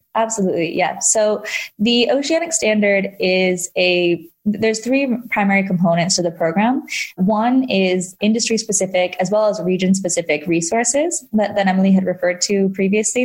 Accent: Hong Kong; moved away; I did grow up in Hong Kong

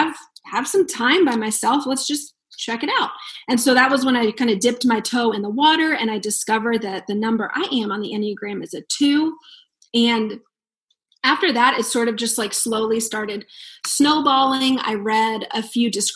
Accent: East Coast, United States; moved away as an adult; now in Fort Dodge, United States; I'm from the East Coast

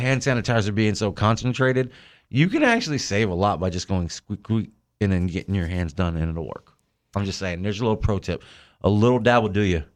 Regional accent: New Jersey, United States; now in Tampa, United States; I was born and raised in Jersey

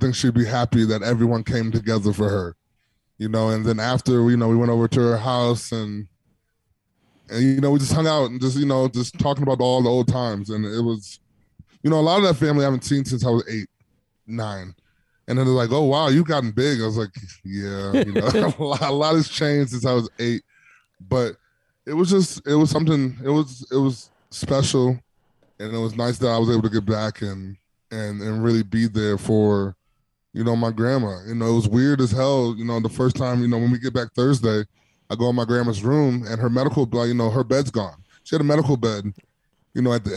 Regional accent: Milwaukee, Wisconsin, United States; moved away; I'm always going to rep the 414

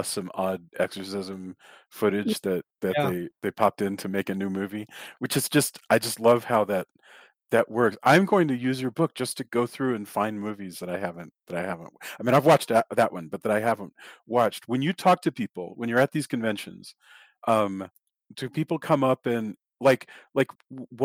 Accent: Texas, United States; moved away; I came from Texas

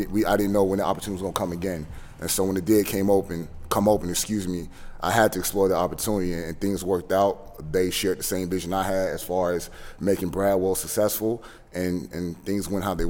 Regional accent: Leesville, Louisiana, United States; I'm originally from Louisiana, Leesville, Louisiana, to be precise.

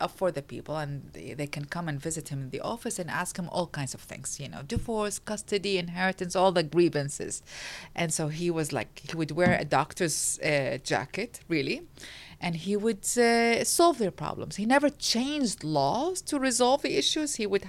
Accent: Iraq; English is a second language; Well, I grew up in a circumstances that was defined by a war. I grew up in the Iran-Iraq war.

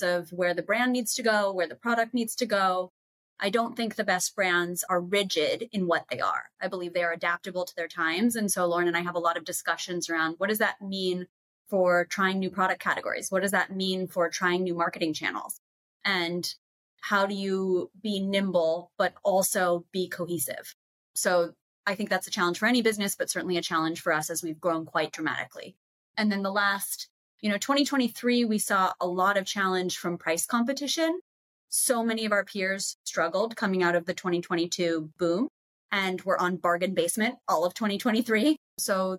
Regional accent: Boulder, Colorado, United States; also born or lived in Southampton, United States; I'm from Boulder and Southampton.

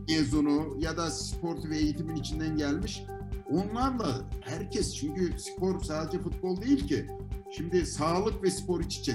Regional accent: Ankara, Turkey; Ankaralıyız. Dolayısıyla her yere yakınız.

